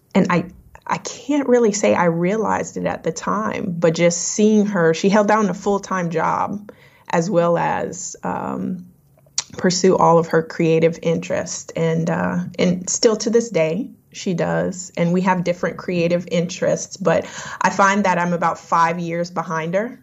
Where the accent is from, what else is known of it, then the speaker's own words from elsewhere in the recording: Lafayette, Louisiana, United States; now in North Carolina, United States; I was um, born and raised in Lafayette, Louisiana.